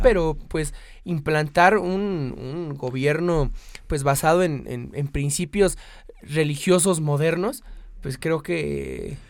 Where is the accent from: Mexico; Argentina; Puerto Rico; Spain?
Mexico; nosotros como mexicanos